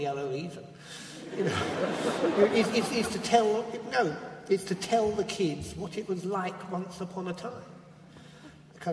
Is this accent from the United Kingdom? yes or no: yes; South East England, United Kingdom; I was born in the Chilterns, which is chalk country.